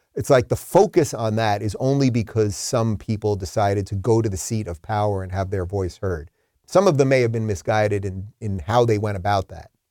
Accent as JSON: {"language": "English", "area": "Long Island", "region": "New York", "country": "United States", "moved": "yes", "lives_now": "Florida, United States", "said": "I'm from Long Island"}